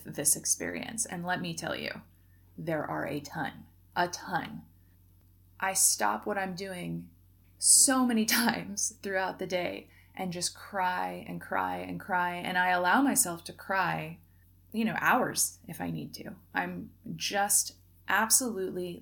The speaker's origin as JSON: {"language": "English", "region": "Oregon", "country": "United States", "tie": "born or raised there", "also_born_or_lived": "Mexico", "moved": "as an adult", "said": "right here in my hometown"}